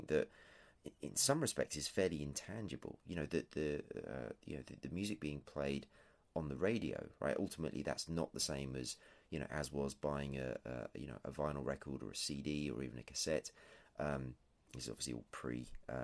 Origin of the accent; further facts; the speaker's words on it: England, United Kingdom; I'm English, if that isn't clear, and tea, of course, is an overriding factor of everyday life here.